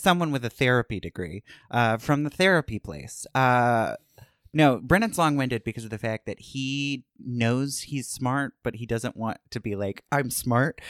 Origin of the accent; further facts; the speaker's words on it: Starke, Florida, United States; moved away as an adult; also born or lived in California; I can say I'm from Jacksonville, but I'm from Stark